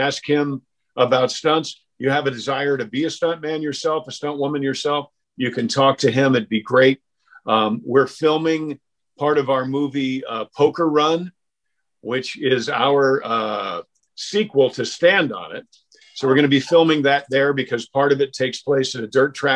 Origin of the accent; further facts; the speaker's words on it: Mount Kisco, New York, United States; moved away; I'm from Mount Kisco, New York